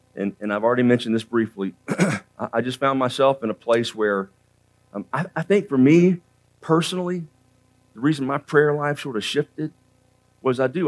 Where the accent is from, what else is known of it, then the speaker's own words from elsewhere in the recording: Central Florida, United States; also born or lived in Georgia; I was raised in Central Florida.